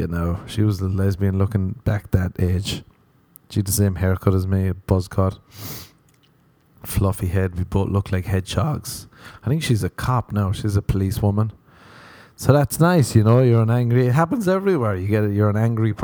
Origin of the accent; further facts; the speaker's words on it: Ireland; moved away; I was growing up in Ireland.